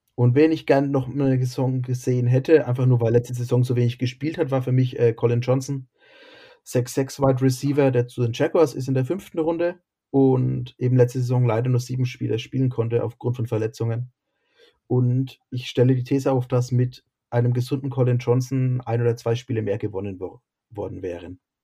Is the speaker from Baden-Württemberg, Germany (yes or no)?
no; near Bamberg, Bavaria, Germany; ich komme aus der Nähe von Bamberg.